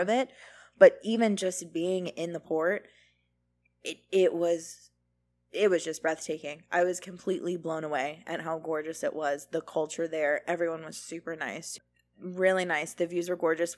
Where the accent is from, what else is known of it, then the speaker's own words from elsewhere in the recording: Florida, United States; We're born and raised in Florida